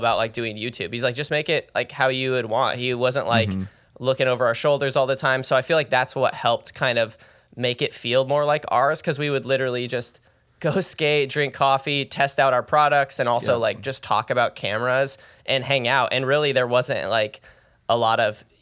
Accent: Seattle area, Washington, United States; I grew up in Seattle area, just north of Seattle, about 45 minutes.

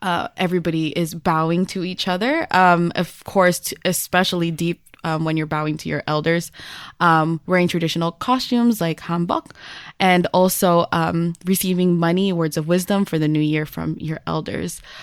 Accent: United States; as a Filipino-American who has been born here

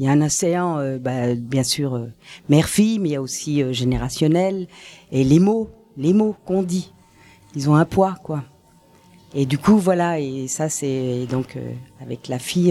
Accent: Paris, Île-de-France, France; also born or lived in Switzerland; Je suis née à Paris

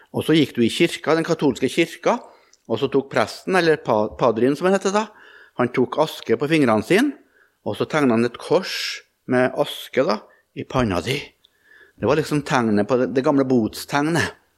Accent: Melhus, Trøndelag, Norway; hjemme i Trøndelag og i Melhus og på Rødde, der jeg vokste opp

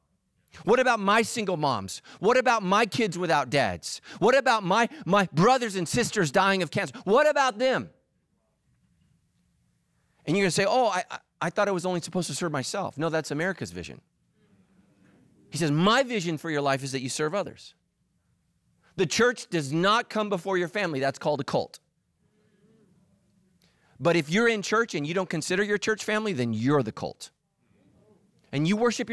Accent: California, United States; I'm a pastor here in Southern California. I'm a Californian

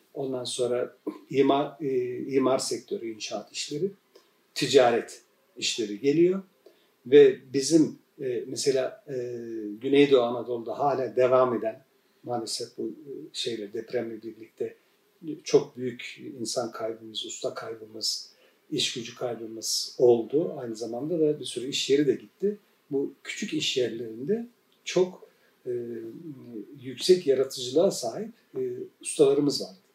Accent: Turkey; biz Kafkas maceriyiz. 1923'te gelmişiz. Benim ben buradaki e, burada doğan ikinci nesilim ben.

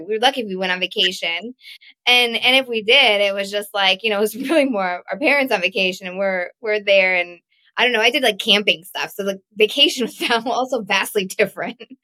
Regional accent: Connecticut, United States; also born or lived in Texas; we moved from Texas to Connecticut

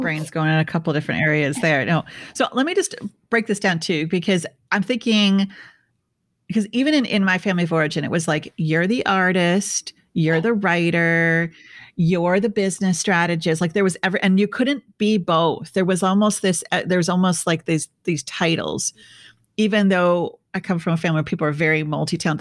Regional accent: Midwest, United States; I'm from the Midwest

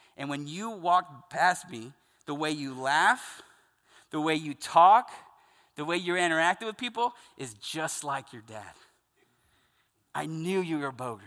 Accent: the South, United States; I grew up Southern Baptist in the South

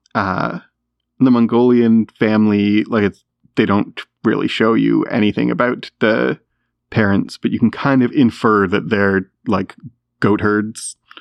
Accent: Canada; as a Canadian

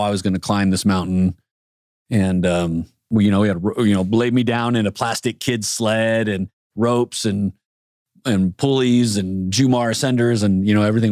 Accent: San Diego, California, United States; Growing up in San Diego, everything is is outdoors

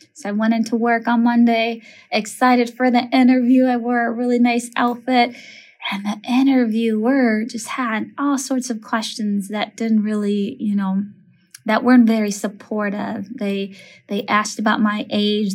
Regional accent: Minneapolis, Minnesota, United States; I grew up in Minneapolis

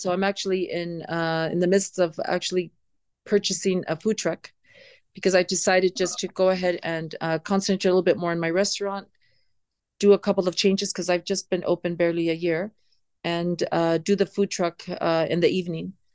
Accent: San Diego, California, United States; moved away as an adult; now in Riyadh, Saudi Arabia; growing up in San Diego

